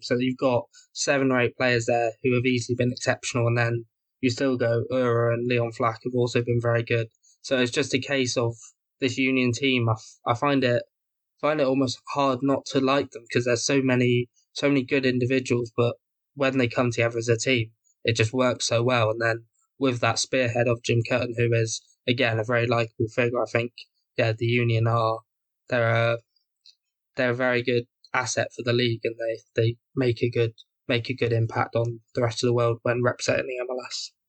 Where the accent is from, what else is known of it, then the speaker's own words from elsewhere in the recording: England, United Kingdom; as an Englishman